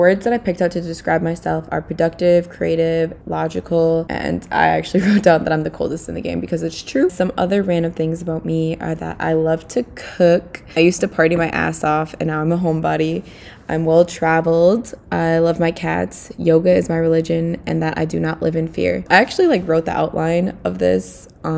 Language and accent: English; St. Paul, Minnesota, United States; I am from St. Paul, Minnesota